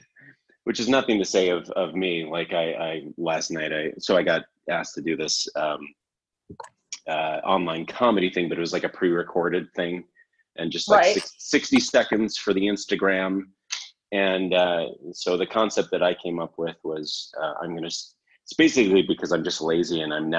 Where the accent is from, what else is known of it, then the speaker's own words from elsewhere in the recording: Canada; It's like I'm from Canada. And so our accent is, you know, the stereotypical accent is very like, oh, hey, you know, oh, mm-hmm.